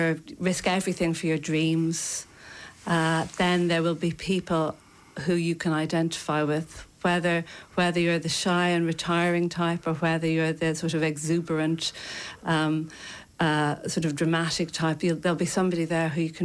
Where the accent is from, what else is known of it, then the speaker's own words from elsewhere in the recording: Leinster, Ireland; now in London, United Kingdom; I'm from County Kilkenny.